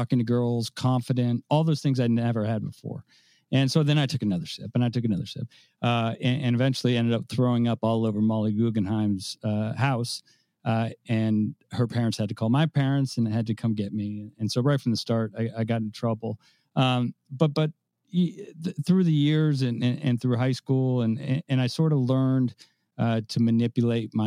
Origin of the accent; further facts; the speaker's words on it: San Francisco, California, United States; moved away as an adult; now in Tampa, United States; I do live in Tampa, Florida, but I am from San Francisco, and I probably will be saying that for the rest of my life, although I've lived in Tampa for 20 years. But I grew up in San Francisco.